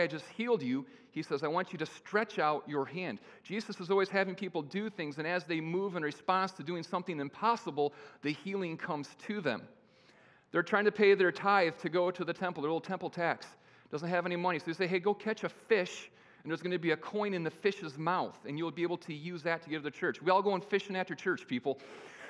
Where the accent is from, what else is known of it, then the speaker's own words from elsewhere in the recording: Kalamazoo, Michigan, United States; I was born via cesarean in Kalamazoo, Michigan